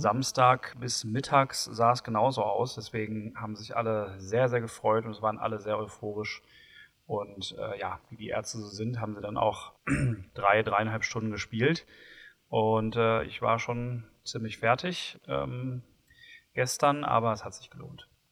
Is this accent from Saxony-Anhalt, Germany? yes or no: no; Bochum, North Rhine-Westphalia, Germany; bin ich ja gebürtiger Bochumer